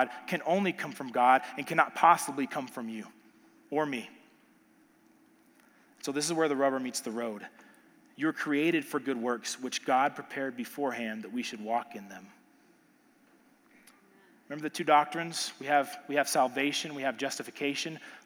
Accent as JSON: {"language": "English", "region": "Texas", "country": "United States", "said": "I'm from Texas."}